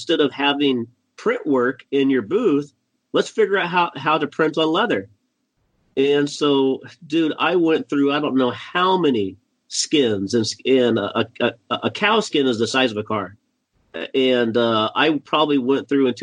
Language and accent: English; Indiana, United States; now in New Hyde Park, United States; I grew up in Indiana